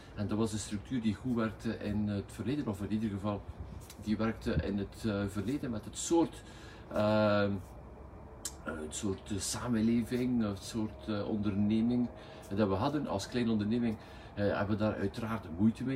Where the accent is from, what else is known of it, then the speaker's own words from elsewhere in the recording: West Flanders, Belgium; accent: West Flemish; al onze eerder West-Vlaams accent